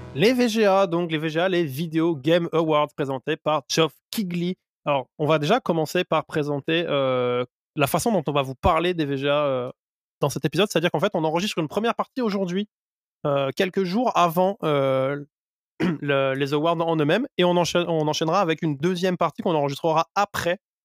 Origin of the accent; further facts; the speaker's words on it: France; par chez nous en France